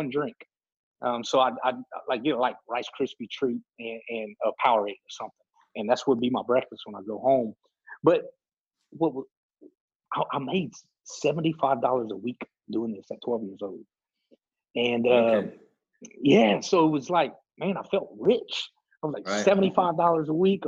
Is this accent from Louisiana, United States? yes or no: yes; Lake Arthur, Louisiana, United States; also born or lived in Jennings, Louisiana; Growing up in Lake Arthur, a small town, everybody knows everyone